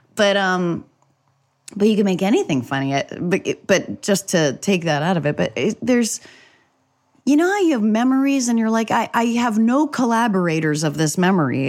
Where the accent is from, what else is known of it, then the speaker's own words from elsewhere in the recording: New Hampshire, United States; at school, I would have a bagel and cream cheese. This is in New Hampshire